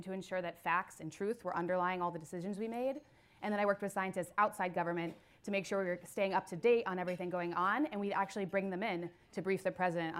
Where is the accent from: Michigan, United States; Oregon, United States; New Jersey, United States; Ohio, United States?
Ohio, United States; moved away; It's so nice to be back in Ohio, the heart of it all, in my hometown.